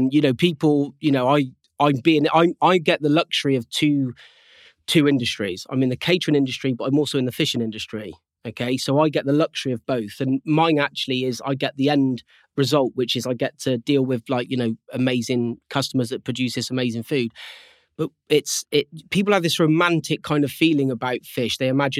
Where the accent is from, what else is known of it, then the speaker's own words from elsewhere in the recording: South West England, United Kingdom; I'm from Cornwall, obviously, you know, and there's not a great deal else to do, and it's in their blood.